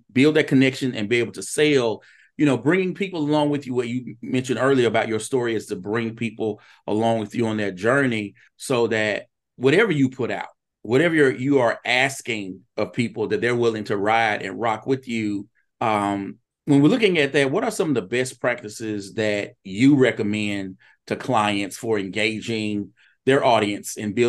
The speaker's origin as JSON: {"language": "English", "town": "Vicksburg", "region": "Mississippi", "country": "United States", "lives_now": "Hattiesburg, United States", "said": "I was originally from Vicksburg and came here to go to University of Southern Mississippi."}